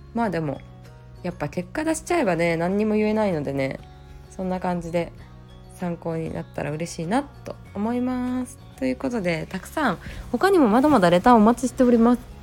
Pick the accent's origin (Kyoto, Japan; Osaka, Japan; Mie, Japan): Kyoto, Japan; 京都で生まれ育ってずっとあの、まあ、大学も実家から通って会社